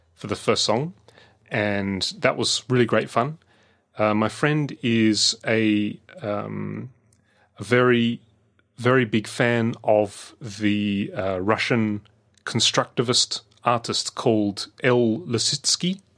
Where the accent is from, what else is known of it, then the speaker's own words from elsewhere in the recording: Adelaide, South Australia, Australia; also born or lived in London; when I was growing up in Adelaide